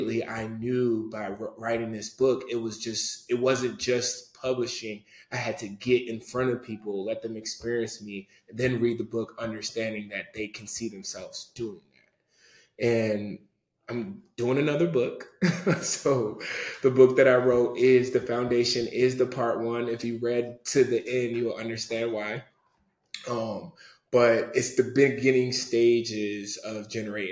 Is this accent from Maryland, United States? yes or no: yes; Prince George's County, Maryland, United States; Being from a Nigerian from PG County